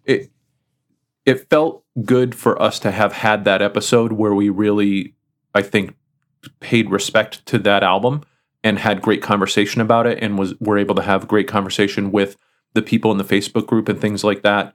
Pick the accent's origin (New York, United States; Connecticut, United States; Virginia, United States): Connecticut, United States; the music store that I grew up with in Connecticut